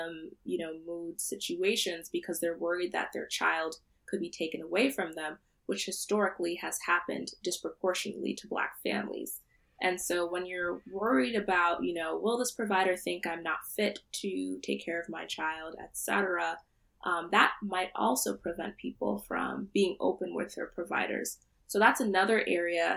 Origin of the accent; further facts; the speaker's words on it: Central New Jersey, United States; I'm from Central New Jersey. My parents are Nigerian, but I was born here, so I identify as a Nigerian American woman